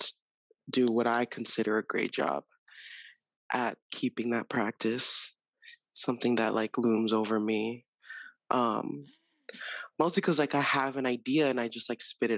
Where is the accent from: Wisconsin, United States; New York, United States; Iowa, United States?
New York, United States; New York City; also born or lived in Dominican Republic; I was born in Manhattan